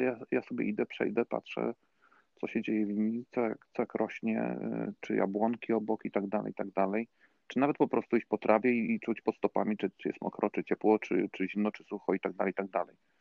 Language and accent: Polish; Frysztak, Subcarpathian Voivodeship, Poland; moved away as an adult; also born or lived in Warsaw; twarzą do mojej wsi, tutaj dokładnie z gminy, to kiedyś było miasto, ale, ale stracił prawa miejskie, do Frysztaka